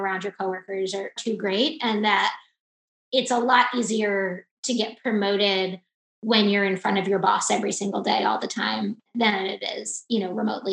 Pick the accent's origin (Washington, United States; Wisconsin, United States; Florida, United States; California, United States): Florida, United States; South; now in Chicago, United States; I'm actually originally from South Florida